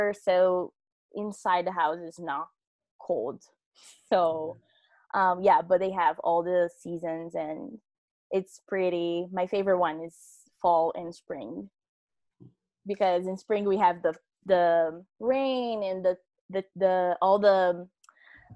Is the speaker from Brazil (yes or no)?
yes; Hortolândia, São Paulo, Brazil; English is a second language; moved away as an adult; now in Denver, United States; I'm from São Paulo, Brazil, a small city called Hortolândia